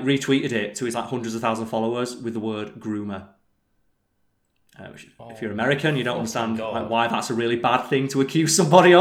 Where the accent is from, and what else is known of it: England, United Kingdom